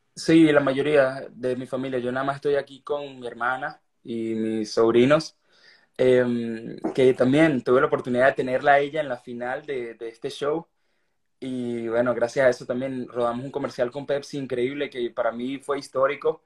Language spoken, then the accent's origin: Spanish; Venezuela; soy un artista venezolano, que estoy orgulloso de eso